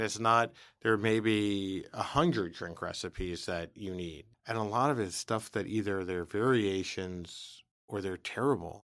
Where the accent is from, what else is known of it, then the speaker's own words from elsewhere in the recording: New York City, New York, United States; I was from the Bronx